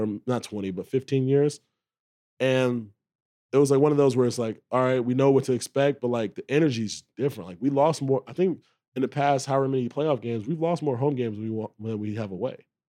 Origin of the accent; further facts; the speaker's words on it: Charlotte, North Carolina, United States; moved away; I grew up in Charlotte